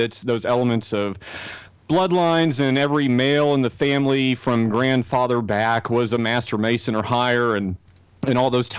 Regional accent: Texas, United States; accent: Texas; me to talk in my Texas accent, I can do that.

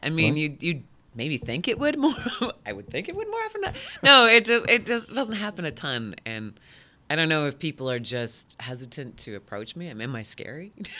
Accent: Midland, Michigan, United States; moved away as an adult; also born or lived in Detroit, Michigan; now in Lansing, United States; I was 21, and I grew up in Midland. And then it was a big eye-opener from Midland, Michigan, moving to Detroit for, I think I was there about a year and a half, maybe. And then from there, coming to Lansing.

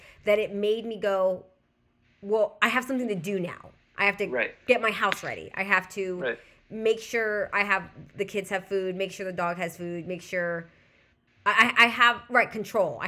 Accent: Southern California, United States; I'm also from Southern California.

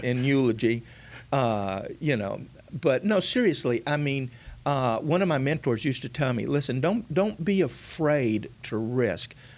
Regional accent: Mission, Texas, United States; I was born in South Texas, a little town called Mission, just a few miles north of the Rio Grande.

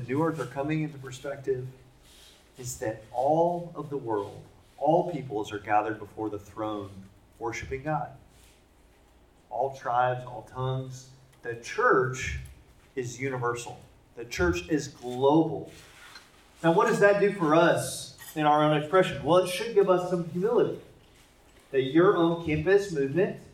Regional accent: Indianapolis, Indiana, United States; I'm from Indianapolis, and our biggest sporting event is the Indy 500

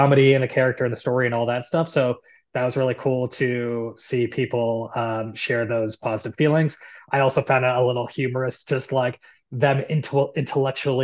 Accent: Seattle, Washington, United States; moved away as an adult; now in Los Angeles, United States; I'm from Seattle originally, but I went to USC for college

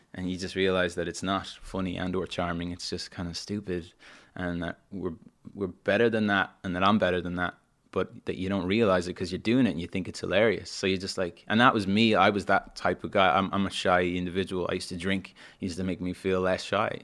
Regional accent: Dublin, Leinster, Ireland; moved away as an adult; also born or lived in London; I grew up in Dublin

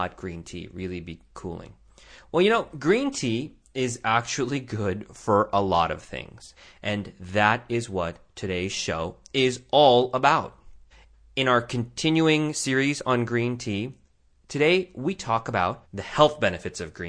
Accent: Tucson, Arizona, United States; my hometown of Tucson, Arizona

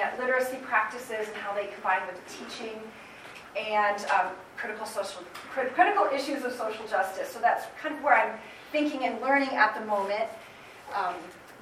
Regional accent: Holland, Michigan, United States; I grew up in Holland.

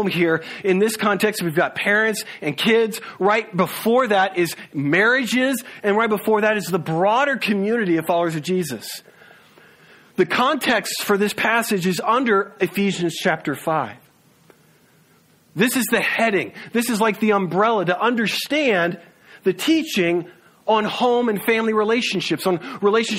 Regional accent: the South, United States; moved away; We're from the South

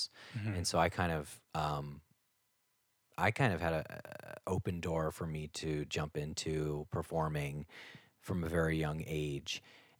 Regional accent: Cincinnati, Ohio, United States; I am from Cincinnati, Ohio, originally, and I was always into singing and performing from a very young age.

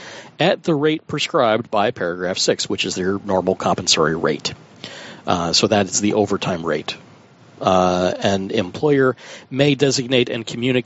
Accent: United States; I'm an American

